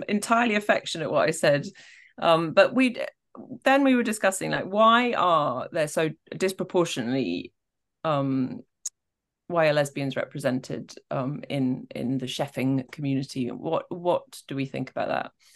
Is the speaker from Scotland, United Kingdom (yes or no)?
yes; Scotland, United Kingdom; I am from Scotland